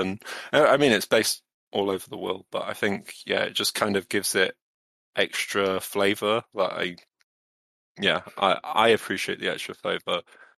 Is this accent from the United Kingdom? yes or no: yes; Wales, United Kingdom; accent: Midlands; Oh, well, I do have a Midlands accent, but you know, I grew up in Pembrokeshire